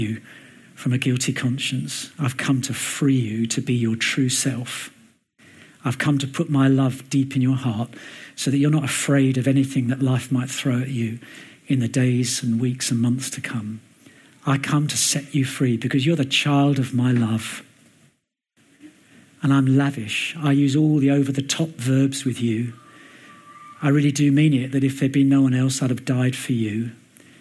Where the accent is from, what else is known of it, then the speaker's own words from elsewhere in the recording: London, United Kingdom; moved away; also born or lived in Dubai; I was brought up in Mill Hill and Hendon, so it's not too far from this mighty metropolis where we are now.